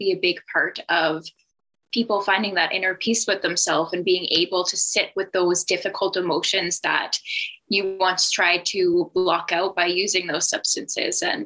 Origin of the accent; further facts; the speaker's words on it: Halifax, Nova Scotia, Canada; moved away as an adult; now in Manitoba, Canada; So I am from Halifax, Nova Scotia. I moved to Manitoba about 4 years ago